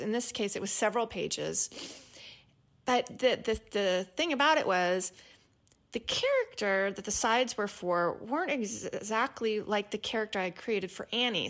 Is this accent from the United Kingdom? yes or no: no; East Texas, United States; accent: East Texas; my East Texas accent